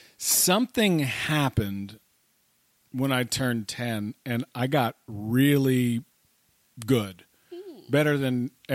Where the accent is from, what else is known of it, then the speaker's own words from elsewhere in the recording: Chapel Hill, North Carolina, United States; moved away as an adult; now in New York City, United States; I grew up in Chapel Hill, North Carolina.